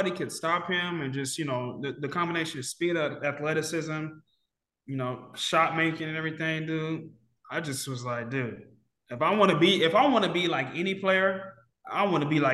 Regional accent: Kentucky, United States; I'm from Kentucky

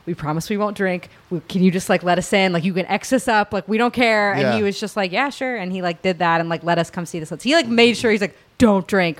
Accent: Birmingham, Alabama, United States; moved away; I'm from Birmingham originally, yeah. And so I grew up there

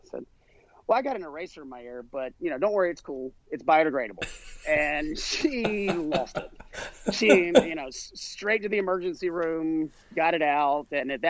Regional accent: South Carolina, United States; down here in the South. I grew up in South Carolina.

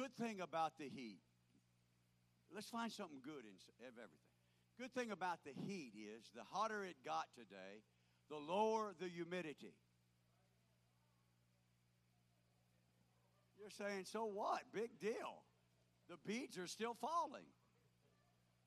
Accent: Florida, United States; moved away; where we grew up in Florida

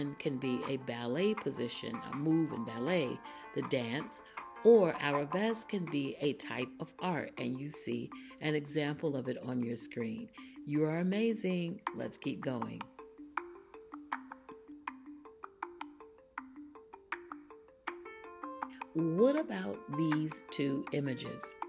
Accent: Florida, United States; I grew up in Florida

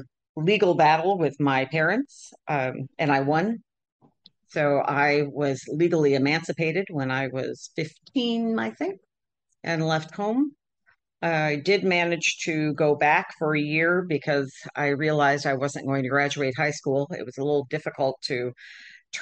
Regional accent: Michigan, United States; I grew up in Michigan in the Midwest

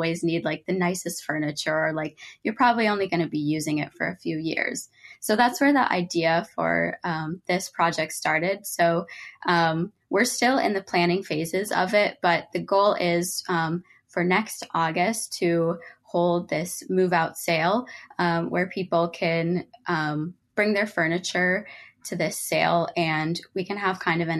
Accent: Rochester, Minnesota, United States; I'm from Rochester, Minnesota.

